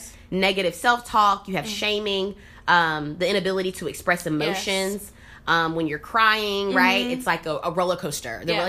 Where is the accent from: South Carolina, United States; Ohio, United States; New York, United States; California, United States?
South Carolina, United States; moved away; I am from South Carolina originally